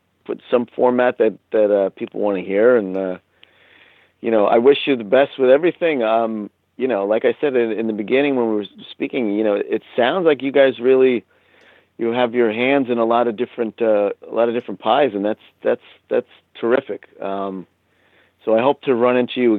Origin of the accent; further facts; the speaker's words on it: United States; I'm American